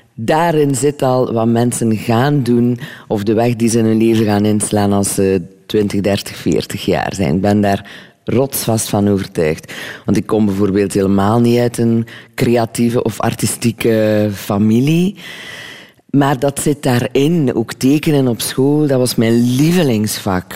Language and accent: Dutch; Lochristi, Flanders, Belgium; Dus ik ben van Locristi